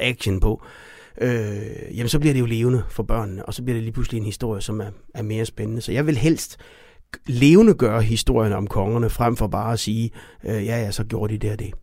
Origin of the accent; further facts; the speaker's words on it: Denmark; som danskere